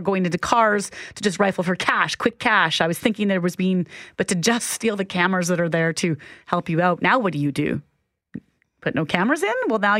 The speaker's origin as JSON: {"language": "English", "town": "Minnedosa", "region": "Manitoba", "country": "Canada", "tie": "born or raised there", "said": "Well, I grew up in Minnedosa"}